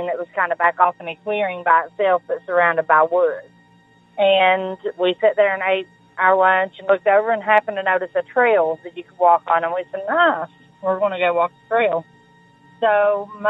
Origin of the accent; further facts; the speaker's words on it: Grayson, Kentucky, United States; I am from Eastern Kentucky, a small town called Grayson, Kentucky